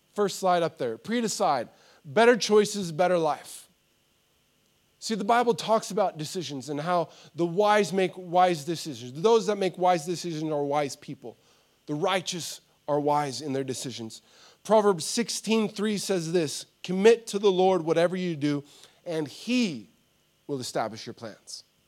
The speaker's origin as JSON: {"language": "English", "country": "United States", "tie": "born or raised there", "moved": "yes", "said": "I grew up in America"}